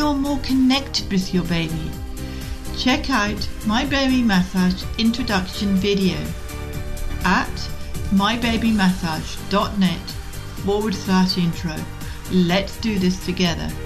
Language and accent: English; Scotland, United Kingdom; moved away; I was brought up in Scotland